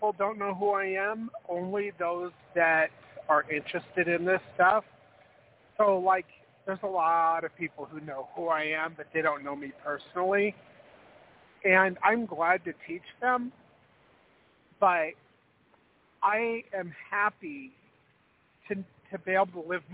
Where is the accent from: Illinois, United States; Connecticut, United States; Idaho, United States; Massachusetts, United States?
Idaho, United States